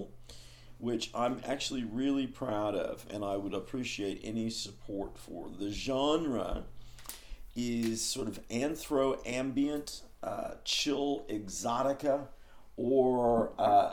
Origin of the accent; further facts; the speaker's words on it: Oakland, California, United States; I'm from Oakland